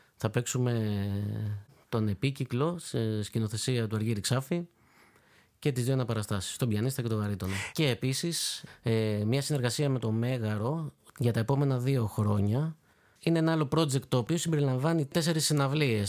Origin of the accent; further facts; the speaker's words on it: Corfu, Ionian Islands, Greece; Είμαι από την Κέρκυρα